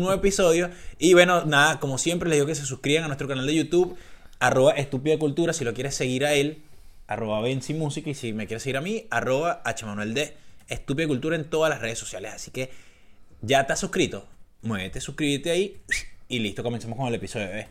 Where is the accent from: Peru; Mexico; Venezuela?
Venezuela; Caracas, Capital District; moved away; yo soy de Caracas